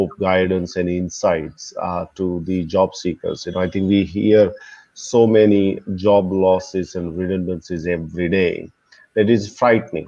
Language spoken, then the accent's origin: English; Melbourne, Victoria, Australia; now in India; I'm originally from Melbourne, currently in India